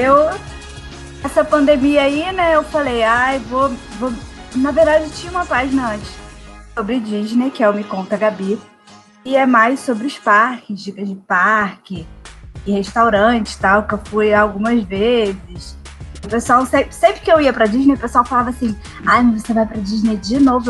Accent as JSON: {"language": "Portuguese", "region": "Rio de Janeiro", "country": "Brazil", "said": "eu sou do Rio"}